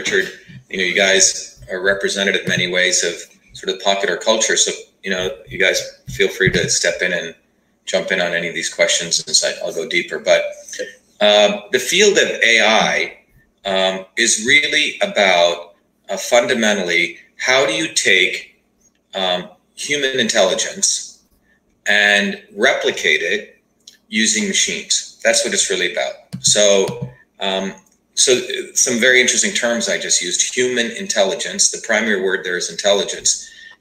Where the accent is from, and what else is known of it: India; born or raised there; now in United States